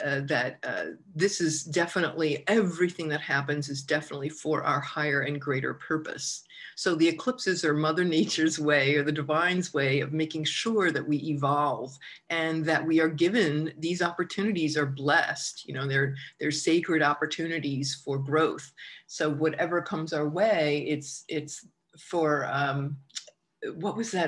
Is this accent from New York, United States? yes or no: yes; Long Island, New York, United States; growing up on Long Island